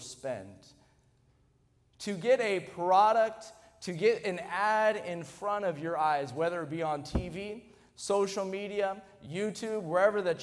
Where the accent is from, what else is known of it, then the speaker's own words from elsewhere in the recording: United States; we're an American